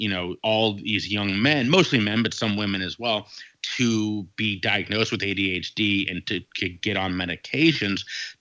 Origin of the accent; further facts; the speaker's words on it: Cincinnati, Ohio, United States; also born or lived in Dayton, Ohio; Moved from there back to my hometown of Cincinnati, Ohio